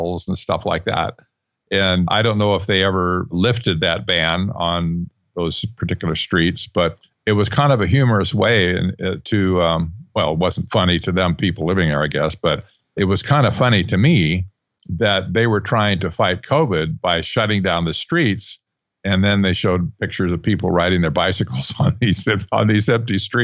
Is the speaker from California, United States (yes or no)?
yes; Northern California, United States; I grew up in Northern California